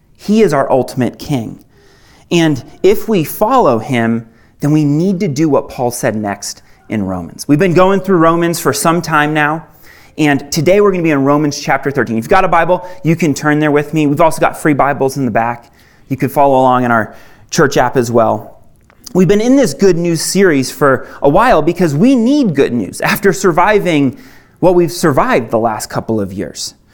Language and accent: English; Maine, United States; moved away as an adult; I actually I didn't grow up here. I grew up in Maine